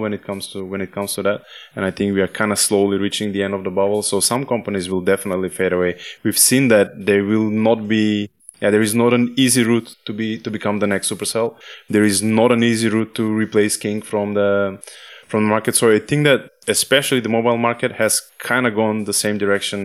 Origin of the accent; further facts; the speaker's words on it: North Macedonia; I come from Macedonia